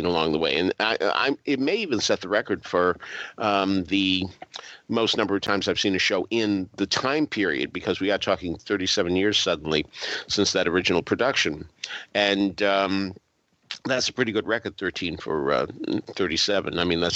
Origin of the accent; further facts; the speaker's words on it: Boston, Massachusetts, United States; I grew up in Boston